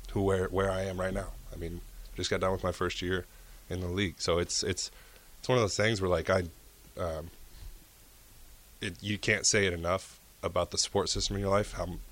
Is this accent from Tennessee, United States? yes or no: no; Nebraska, United States; I'm a home state kid.